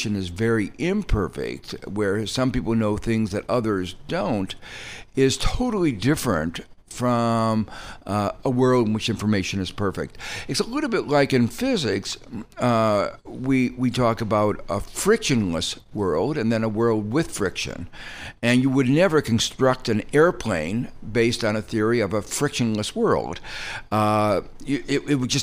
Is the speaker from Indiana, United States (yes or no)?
yes; Gary, Indiana, United States; I became an economist because of what I saw growing up in Gary, Indiana